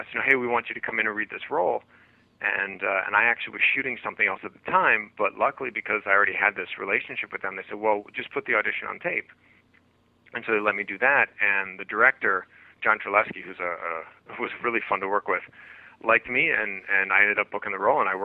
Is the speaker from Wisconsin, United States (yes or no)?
yes; Wisconsin, United States; moved away; I grew up in Wisconsin. I'm a Midwest boy